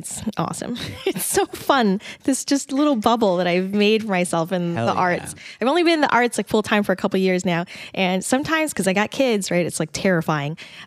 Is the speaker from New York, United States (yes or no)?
no; Dallas, Texas, United States; also born or lived in Atlanta; now in Austin, United States; I grew up, I'm from Dallas